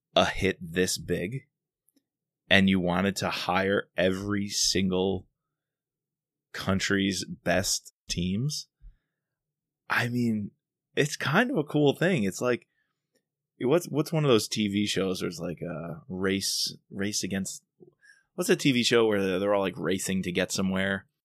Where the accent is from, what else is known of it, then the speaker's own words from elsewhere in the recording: New York, United States; accent: New York; my New York accent